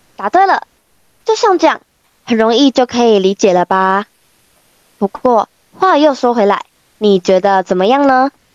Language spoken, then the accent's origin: Chinese; Kaohsiung, Taiwan; 我们都是来自高雄市三明家商观光科的学生